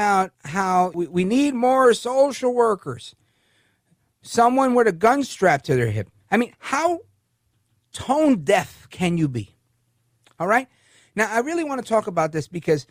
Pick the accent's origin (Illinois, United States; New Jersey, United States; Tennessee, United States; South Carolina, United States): New Jersey, United States; Hudson County; also born or lived in Brooklyn, New York City; I'm in Jersey now. Hudson County was where I grew up as a teenager after moving from Brooklyn.